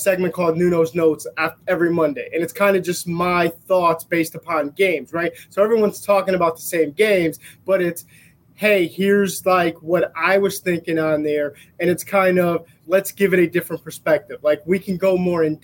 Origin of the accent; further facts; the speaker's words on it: Bridgeport, Connecticut, United States; I grew up in Bridgeport, Connecticut.